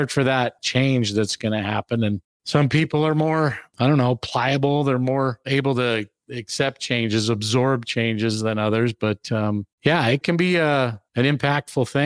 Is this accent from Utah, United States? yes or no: yes; Salt Lake City, Utah, United States; I grew up here in Utah, Salt Lake City area, and it's always been my home.